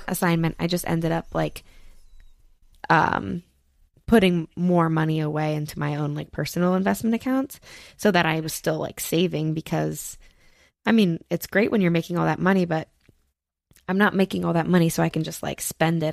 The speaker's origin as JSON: {"language": "English", "region": "New Jersey", "country": "United States", "also_born_or_lived": "Pennsylvania", "said": "I'm literally from New Jersey"}